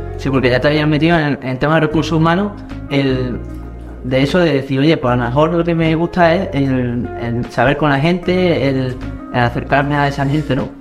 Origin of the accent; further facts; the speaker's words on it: Córdoba, Andalusia, Spain; Aquí los cordobeses estamos